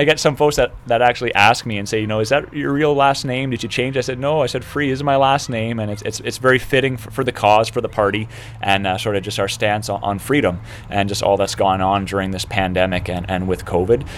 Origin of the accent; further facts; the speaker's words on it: Canada; as a Canadian